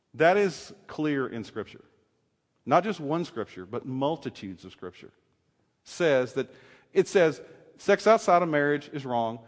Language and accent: English; the South, United States; I grew up in the South